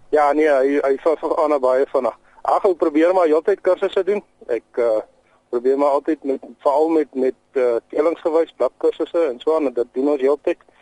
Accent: Aliwal North, Eastern Cape, South Africa; moved away; Ja, ek het in Allewal Noord groot geword in die Oos-Kaap.

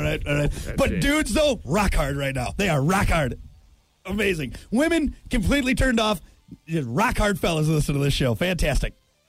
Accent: New York, United States; accent: New York; The accent we find least sexy. Hey, I'm from New York.

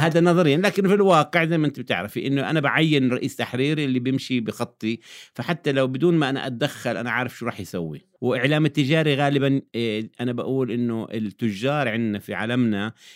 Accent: Jordan; عندنا في الأردن

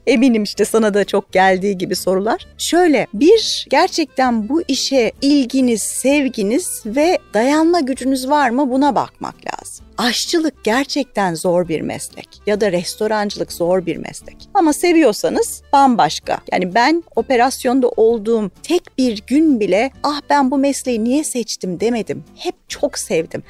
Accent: Turkey; also born or lived in Michigan

